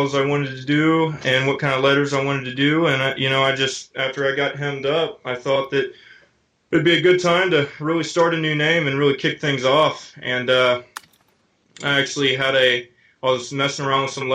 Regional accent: Tennessee, United States; I'm from Tennessee.

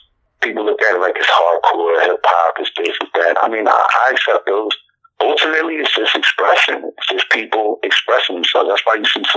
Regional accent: Philadelphia, Pennsylvania, United States; I'm from Philadelphia, born and raised.

